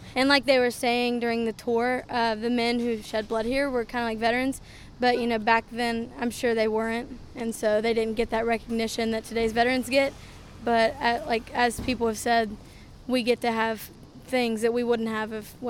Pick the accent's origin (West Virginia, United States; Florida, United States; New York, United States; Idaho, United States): West Virginia, United States; Clinton; So we're from Clinton in West Virginia, which also has a lot of history.